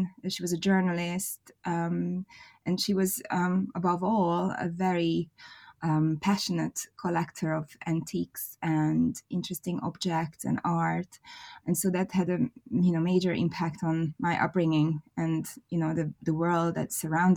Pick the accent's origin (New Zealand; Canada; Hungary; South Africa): Hungary; Budapest; now in London, United Kingdom; I was born in Hungary, in Budapest. I was born into a very creative family